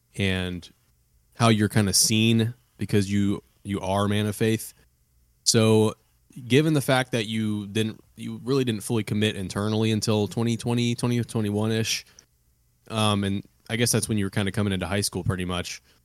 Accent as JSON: {"language": "English", "region": "Ohio", "country": "United States", "said": "Peter, Noah, and I are all, are all Mid, Midwestern boys. We're from Ohio"}